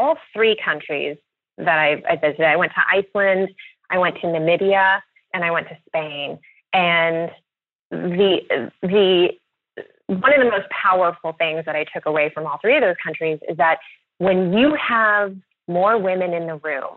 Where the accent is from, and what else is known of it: Louisville, Kentucky, United States; born or raised there; moved away